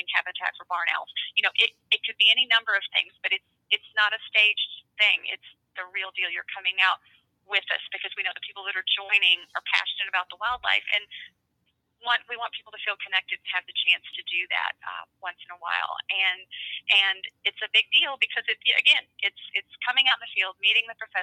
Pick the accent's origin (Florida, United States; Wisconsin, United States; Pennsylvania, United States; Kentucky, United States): Kentucky, United States; Louisville; I was born in Louisville, Kentucky, and my family did not hunt